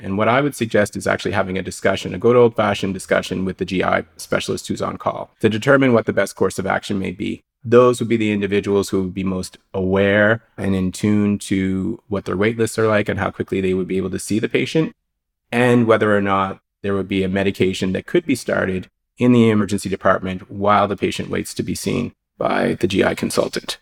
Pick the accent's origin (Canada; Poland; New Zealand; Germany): Canada; Halifax, Nova Scotia; also born or lived in Calgary / Los Angeles; I'm working out of Dartmouth General Hospital in Halifax, Nova Scotia. It's my hometown, so I'm a blue noser, born and raised in Nova Scotia.